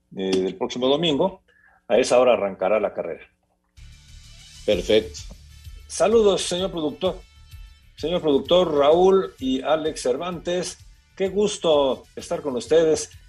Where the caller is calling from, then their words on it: Irapuato, Guanajuato, Mexico; de Irapuato, Guanajuato.